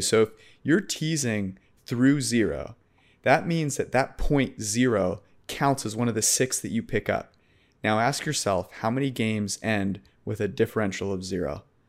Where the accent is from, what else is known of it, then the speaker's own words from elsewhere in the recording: San Francisco Bay Area, California, United States; I'm from San Francisco Bay Area